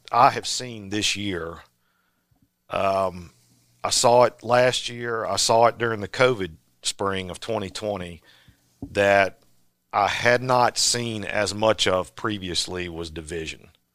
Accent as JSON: {"language": "English", "region": "Virginia", "country": "United States", "tie": "born or raised there", "said": "I grew up in Virginia"}